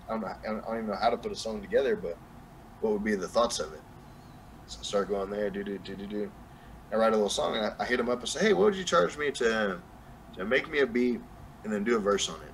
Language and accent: English; Hobbs, New Mexico, United States; accent: southern; now in Texas, United States; Hobbs, New Mexico, my hometown